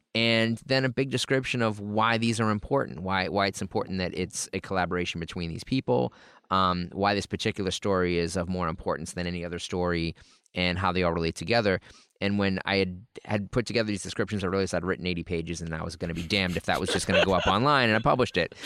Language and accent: English; New England, United States; I'm from New England